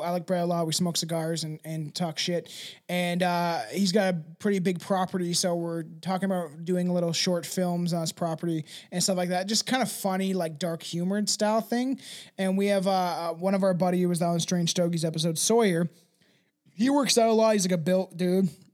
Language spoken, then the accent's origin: English; Canada; I'm Canadian